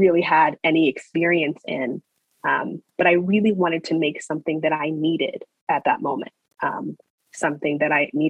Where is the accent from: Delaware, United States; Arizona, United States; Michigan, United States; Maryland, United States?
Maryland, United States; Baltimore; also born or lived in Owings Mills, Maryland / New York; I'm Baltimore born and raised. I was born in Sinai Hospital, actually. And I grew up in Baltimore County in Owings Mills